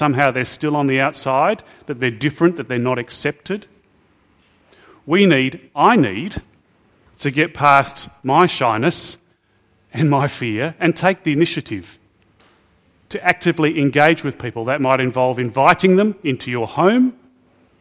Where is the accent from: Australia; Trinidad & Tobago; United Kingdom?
Australia; I have sometimes felt ashamed as an Aussie